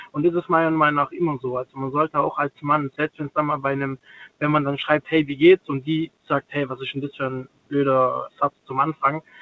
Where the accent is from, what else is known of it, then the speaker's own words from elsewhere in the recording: Stuttgart, Baden-Württemberg, Germany; dann fragt die mich, ja, wo kommst denn du her? Ja, aus Stuttgart.